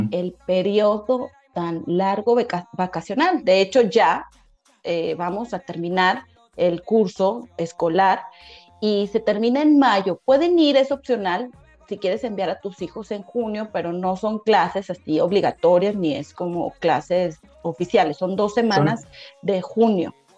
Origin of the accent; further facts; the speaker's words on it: Mexico; moved away as an adult; also born or lived in Cancún; now in Sofia, Bulgaria; yo soy morena, soy mexicana